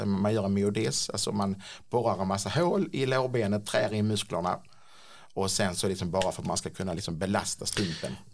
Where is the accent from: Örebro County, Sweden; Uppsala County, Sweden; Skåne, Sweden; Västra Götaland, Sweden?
Skåne, Sweden; Klippan; now in Ängelholm, Sweden; Från början så kommer jag inte från Ängelholm utan jag är en sån här klippanpåg eh, som har sprungit runt på gatorna i Klippan och hittat på bus